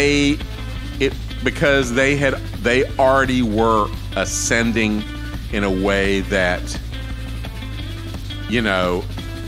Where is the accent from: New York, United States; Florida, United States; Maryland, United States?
Florida, United States; Winter Garden; I'm from Winter Garden, Florida